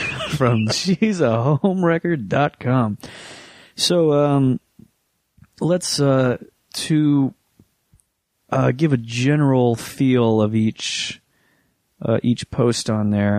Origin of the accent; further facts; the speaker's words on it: Tampa, Florida, United States; Tampa, our hometown